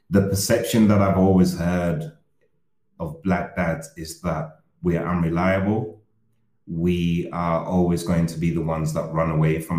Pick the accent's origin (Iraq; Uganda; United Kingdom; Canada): Uganda; now in Berlin, Germany; I've been living in Berlin for now two and a half years. I was born in Uganda.